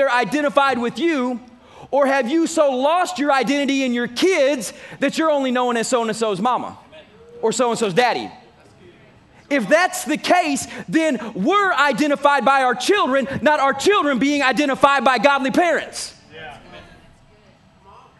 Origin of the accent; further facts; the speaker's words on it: Texas, United States; I'm from Texas